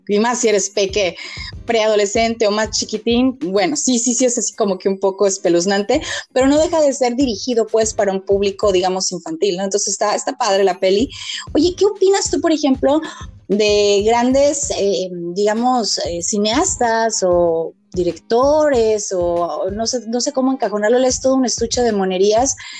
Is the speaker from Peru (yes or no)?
no; Mexico; nuestra tradición como mexicanos